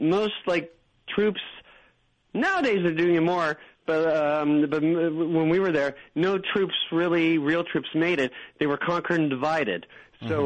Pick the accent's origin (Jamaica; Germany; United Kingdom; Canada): Canada; we're also Canadian